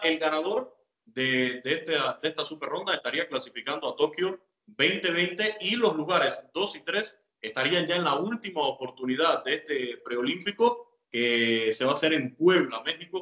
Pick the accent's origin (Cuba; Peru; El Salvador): Cuba; lo que conocí yo como béisbol a la mano cuando era niño en Cuba